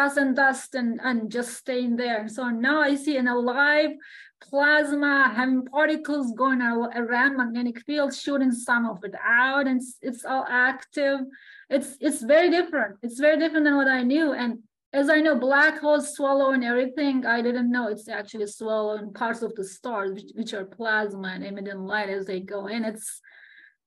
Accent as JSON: {"language": "English", "country": "Turkey", "also_born_or_lived": "Alberta, Canada", "moved": "as an adult", "said": "I am from Turkey."}